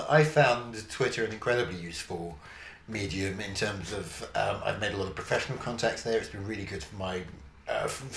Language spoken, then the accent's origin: English; London, United Kingdom; I grew up in Havering, out on London's eastern fringe